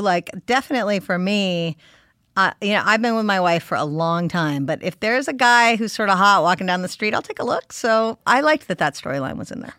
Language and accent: English; California, United States; I'm a California girl. I am born and raised in California